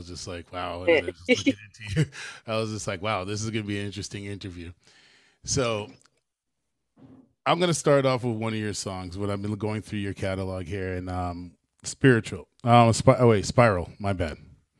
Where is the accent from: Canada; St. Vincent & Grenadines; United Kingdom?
St. Vincent & Grenadines; I'm from St. Vincent myself also.